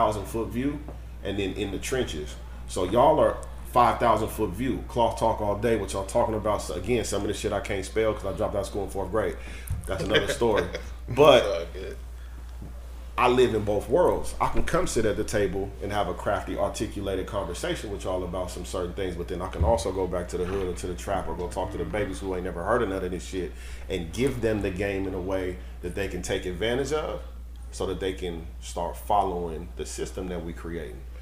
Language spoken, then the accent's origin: English; Sacramento, California, United States; I'm from Oak Park, right? It's one of the hoods in Sacramento.